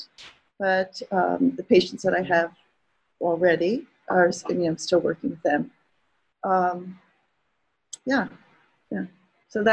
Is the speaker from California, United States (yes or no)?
no; Philadelphia, Pennsylvania, United States; I was raised in a city where one of the great homeopathic medical colleges formerly existed. Oh. So I'm from Philadelphia